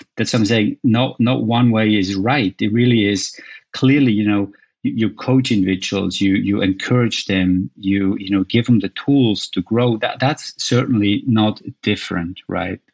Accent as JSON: {"language": "English", "country": "Switzerland", "tie": "born or raised there", "also_born_or_lived": "United States", "moved": "as an adult", "said": "where I grew up in Switzerland"}